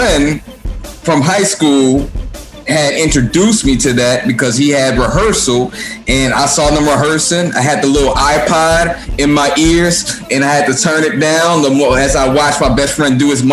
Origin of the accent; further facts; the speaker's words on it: New Orleans, Louisiana, United States; moved away as an adult; now in Chicago, United States; I'm from New Orleans